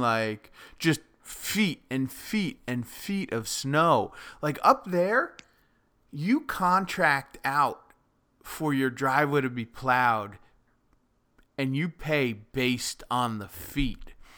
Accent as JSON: {"language": "English", "country": "United States", "said": "coming from, like, the New York, New Jersey metro area"}